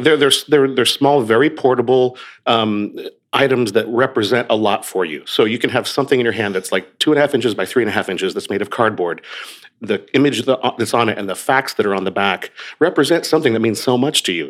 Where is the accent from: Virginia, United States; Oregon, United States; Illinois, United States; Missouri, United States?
Oregon, United States; moved away; I grew up on the West Coast. I grew up in Oregon